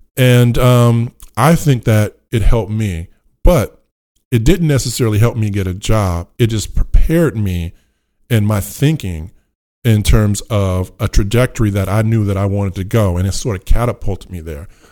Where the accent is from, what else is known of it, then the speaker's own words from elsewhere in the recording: Richmond, California, United States; I grew up in Richmond, California